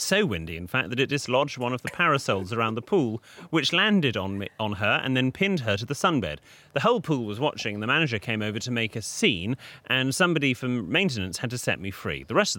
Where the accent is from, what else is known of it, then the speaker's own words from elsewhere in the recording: United Kingdom; Being very British about it, we all went out for dinner